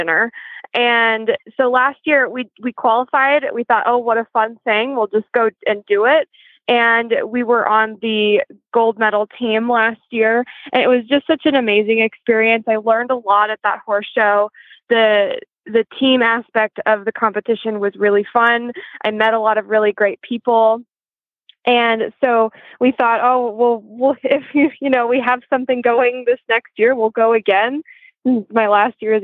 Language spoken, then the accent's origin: English; Knoxville, Tennessee, United States; moved away as an adult; now in Lexington, United States; I'm originally from Knoxville, Tennessee, but I moved up to Lexington a couple years ago.